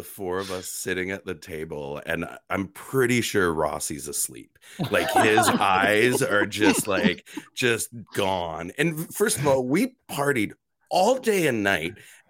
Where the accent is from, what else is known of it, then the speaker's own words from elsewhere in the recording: Canada; accent: Canadian; I'm so sick of being made fun of for my Canadian accent that I'm fully embracing it.